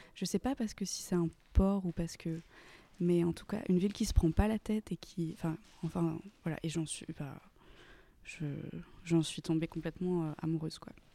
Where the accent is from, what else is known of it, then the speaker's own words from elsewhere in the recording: Saint-Étienne, Auvergne-Rhône-Alpes, France; moved away as an adult; also born or lived in Aix-en-Provence; now in Marseille, France; je viens de Saint-Étienne